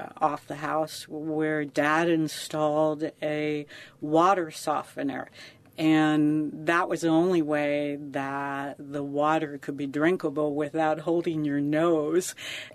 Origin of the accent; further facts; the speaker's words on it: Captiva, Florida, United States; I was in Captiva